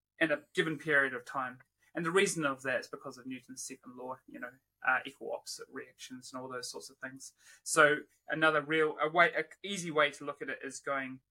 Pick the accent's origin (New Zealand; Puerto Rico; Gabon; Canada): New Zealand; also born or lived in Wollongong, Australia / Perth, Australia / Leeds, United Kingdom; now in Brisbane, Australia; Born and raised in New Zealand